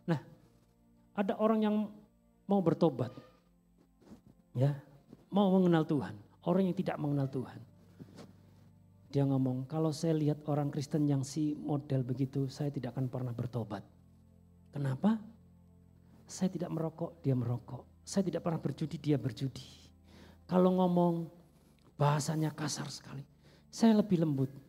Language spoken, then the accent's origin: Indonesian; Java, Indonesia; Kadang orang bertanya, saya dari Jawa, saudara ya. Orang bertanya, baru enggak di sini? Saya bilang baru 25 tahun saudara ya.